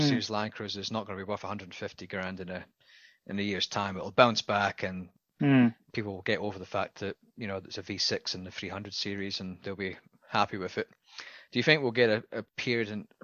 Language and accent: English; Scotland, United Kingdom; as a Scotsman, I follow my father's footsteps